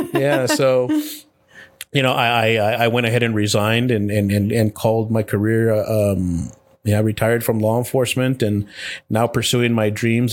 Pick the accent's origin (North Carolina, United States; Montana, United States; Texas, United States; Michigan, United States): Texas, United States; El Paso; I was born and raised in El Paso, Texas, to a single parent